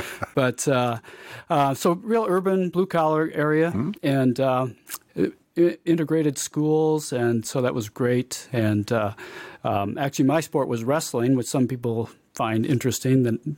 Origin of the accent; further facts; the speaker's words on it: Aurora, Illinois, United States; moved away; I am from Illinois. I grew up in Aurora, Illinois, which is outside of Chicago, really had a pretty typical kind of 60s childhood